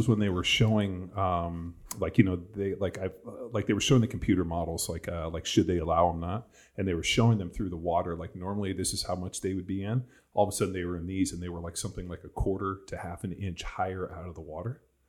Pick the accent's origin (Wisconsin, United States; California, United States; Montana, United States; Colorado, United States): California, United States; And I grew up in Southern California.